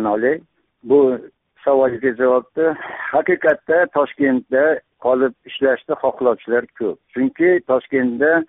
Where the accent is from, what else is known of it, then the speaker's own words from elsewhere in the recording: Uzbekistan; moved away as an adult; now in Tashkent, Uzbekistan; tomda tug'ilib o'sganman o'qishga kirib toshkentda o'qishda bitirib toshkentda qoldim toshkentda kvartira oldim ya'ni haligi yosh mutaxassis sifatida hozirgacha